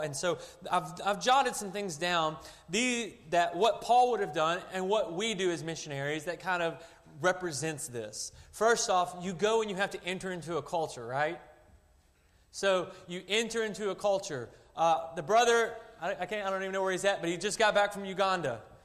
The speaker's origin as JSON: {"language": "English", "region": "Arkansas", "country": "United States", "tie": "born or raised there", "moved": "as an adult", "lives_now": "China", "said": "I was born and raised in Arkansas"}